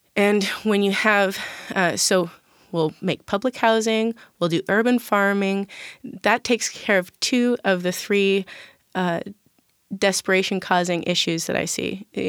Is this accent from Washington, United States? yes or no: yes; Tacoma, Washington, United States; I grew up in South and East Side in South Tacoma